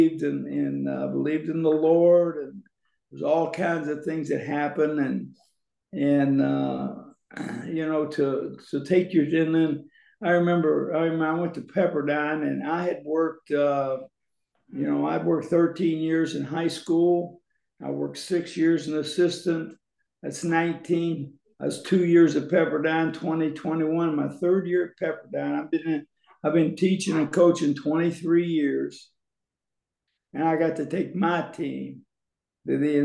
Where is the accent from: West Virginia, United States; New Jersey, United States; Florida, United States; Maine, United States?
West Virginia, United States; Charleston; moved away as an adult; now in California, United States; I grew up in Charleston, West Virginia. Went to college there.